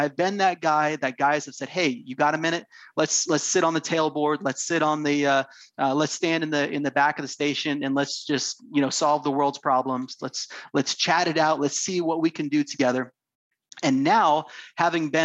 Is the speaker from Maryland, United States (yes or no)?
no; Half Moon Bay, California, United States; I grew up in Northern California, just south of San Francisco, a little town called Half Moon Bay